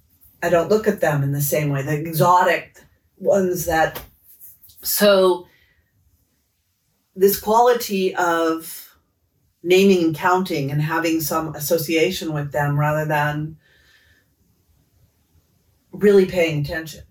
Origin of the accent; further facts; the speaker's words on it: Los Angeles, California, United States; as a child growing up in Los Angeles